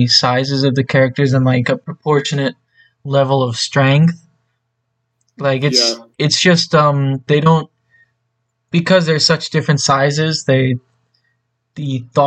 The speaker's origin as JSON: {"language": "English", "country": "United States", "said": "as an American who doesn't know any Japanese"}